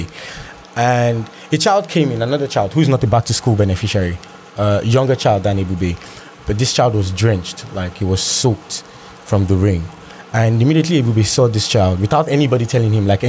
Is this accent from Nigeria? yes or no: yes; Lagos, Nigeria; I grew up in Lagos as well